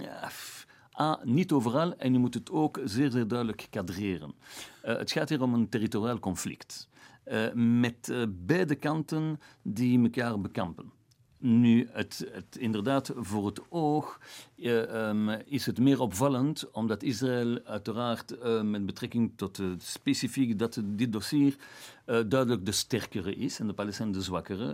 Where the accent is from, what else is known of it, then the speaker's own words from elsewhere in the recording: Flanders, Belgium; Ik ben een Belg, ik ben een Jood. Als Vlaming hier